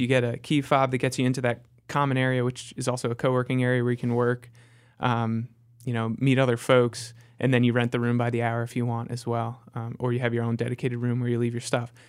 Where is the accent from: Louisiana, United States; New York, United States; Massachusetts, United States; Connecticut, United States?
Connecticut, United States; moved away as an adult; also born or lived in Chicago; now in Charlotte, United States; I grew up in Connecticut and then spent my adult life in Chicago